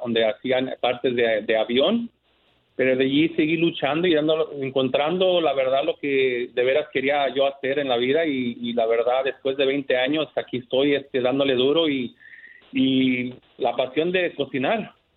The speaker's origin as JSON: {"language": "Spanish", "country": "United States", "tie": "born or raised there", "also_born_or_lived": "Santa Ana, California", "said": "Yo normalmente nací aquí"}